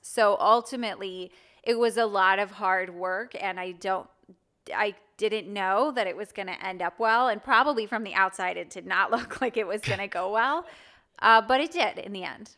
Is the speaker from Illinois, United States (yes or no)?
yes; Wilmette, Illinois, United States; moved away as an adult; also born or lived in Manchester; now in Nashville, United States; I grew up in Wilmette, Illinois, which is north of Chicago.